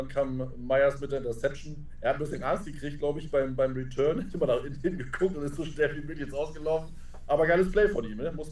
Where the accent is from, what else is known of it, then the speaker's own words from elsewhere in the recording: Northern Germany, Germany; Äh, als Norddeutscher kann das nicht auseinanderhalten.